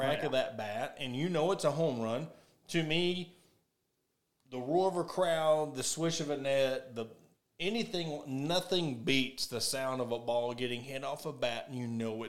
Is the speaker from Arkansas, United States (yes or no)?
yes; Ozark, Arkansas, United States; I was born and raised in Ozark